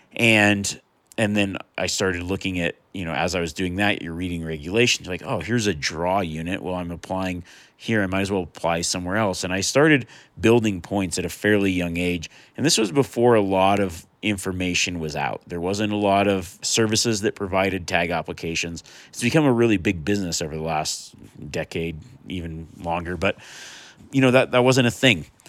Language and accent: English; Nevada, United States; growing up in Nevada